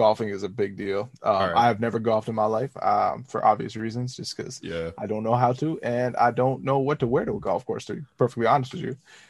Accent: Medicine Hat, Alberta, Canada; I grew up in Medicine Hat, Alberta.

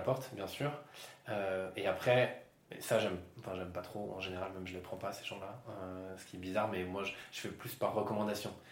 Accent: Yvelines, Île-de-France, France; moved away as an adult; also born or lived in Lille; now in Bordeaux, France; Je viens des Yvelines, j'ai fait mes études à Lille

